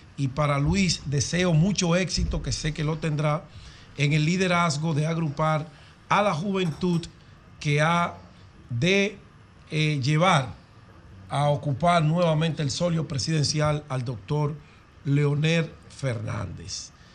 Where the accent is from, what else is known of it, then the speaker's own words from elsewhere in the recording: Dominican Republic; mi pueblo dominicano